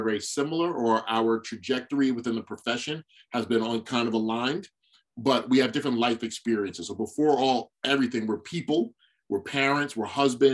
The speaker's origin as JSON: {"language": "English", "town": "New York City", "region": "New York", "country": "United States", "said": "I'm from Brooklyn, New York"}